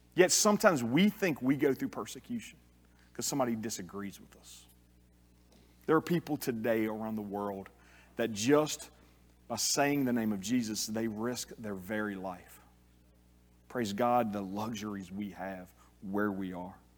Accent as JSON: {"language": "English", "region": "South Louisiana", "country": "United States", "tie": "born or raised there", "said": "I'm a Cajun. Grew up in South Louisiana"}